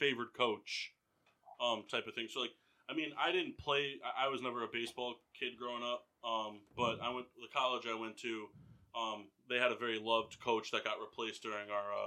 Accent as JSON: {"language": "English", "town": "Middletown", "region": "Connecticut", "country": "United States", "tie": "born or raised there", "said": "I grew up in Middletown, which very culturally diverse."}